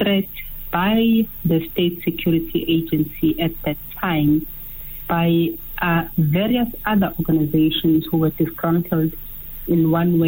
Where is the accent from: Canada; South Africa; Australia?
South Africa; we are South Africans